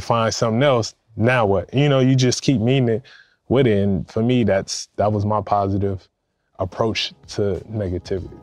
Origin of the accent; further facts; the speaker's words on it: Compton, California, United States; I grew up in Compton, California